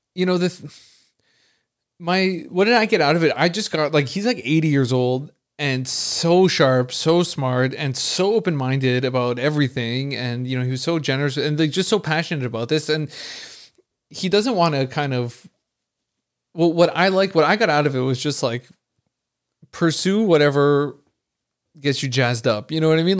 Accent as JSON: {"language": "English", "town": "Montreal", "region": "Quebec", "country": "Canada", "said": "I'm from Montreal"}